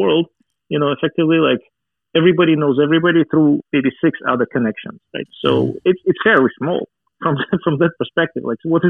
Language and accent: English; Russia; As you can imagine, growing up in Soviet Union is... I had a very strong inoculation against any kind of religion at the time.